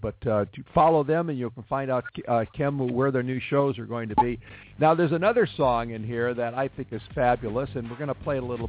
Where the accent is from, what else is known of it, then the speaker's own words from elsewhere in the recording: Los Angeles, California, United States; That's my hometown you're singing about